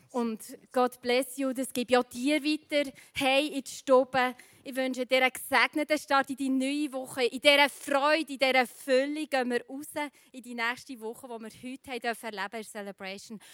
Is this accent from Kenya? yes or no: no; Switzerland; bei uns in der Schweiz